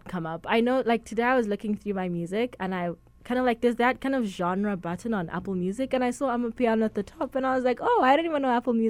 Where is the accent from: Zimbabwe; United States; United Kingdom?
Zimbabwe; moved away; I'm actually Zimbabwean. I'm not South African.